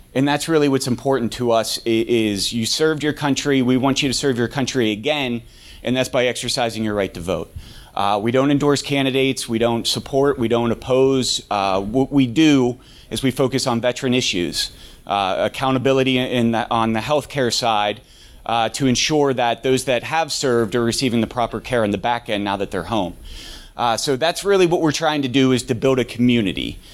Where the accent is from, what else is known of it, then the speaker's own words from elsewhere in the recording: Pittsburgh, Pennsylvania, United States; moved away as an adult; also born or lived in Alaska; I'm originally from Pittsburgh. I wanted to come back to Pittsburgh